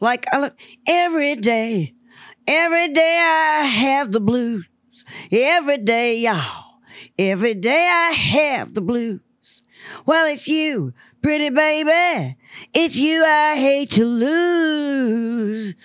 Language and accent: English; Memphis, Tennessee, United States; I was born and raised in the Mississippi Delta in Memphis, Tennessee